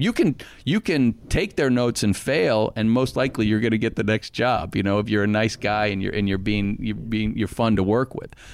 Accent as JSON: {"language": "English", "town": "Arlington", "region": "Virginia", "country": "United States", "tie": "born or raised there", "said": "I grew up in Arlington, Virginia"}